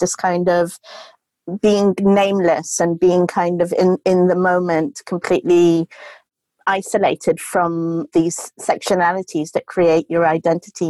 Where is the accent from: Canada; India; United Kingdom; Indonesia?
India; Goa; I grew up in Goa with hippie parents